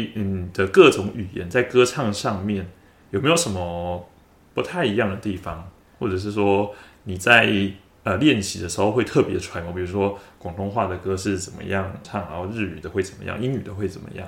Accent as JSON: {"language": "Chinese", "country": "Taiwan", "said": "身为一个台湾人"}